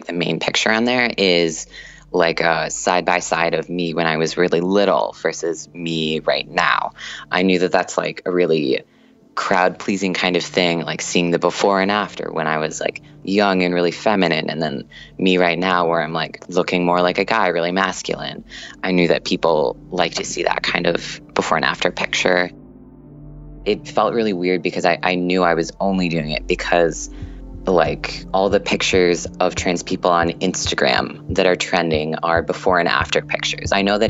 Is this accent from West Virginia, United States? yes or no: no; Minnesota, United States; I'm an engineering student. I'm from Minnesota.